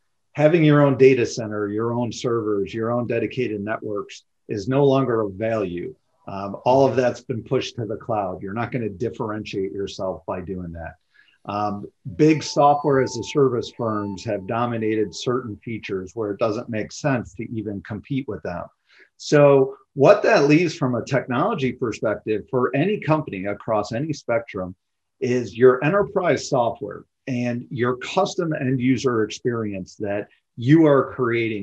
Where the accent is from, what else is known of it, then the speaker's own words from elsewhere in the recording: Chicago, Illinois, United States; moved away as an adult; now in Scottsdale, United States; I grew up in the Chicagoland area, born and raised